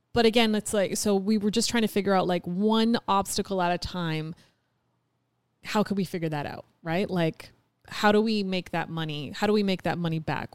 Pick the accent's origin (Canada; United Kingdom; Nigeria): Canada; moved away as an adult; we're Canadian.